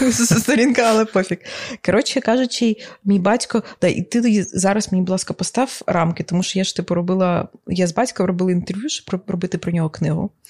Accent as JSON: {"language": "Ukrainian", "country": "Ukraine", "tie": "born or raised there", "said": "Я народилася в Україні"}